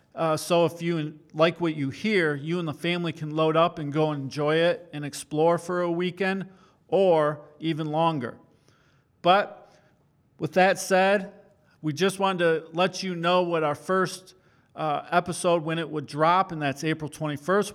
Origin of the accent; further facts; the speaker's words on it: Great Lakes, United States; growing up on the Great Lakes